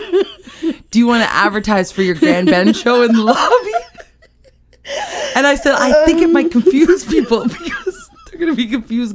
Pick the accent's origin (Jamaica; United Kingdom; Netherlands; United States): United Kingdom; you can't really tell I'm British.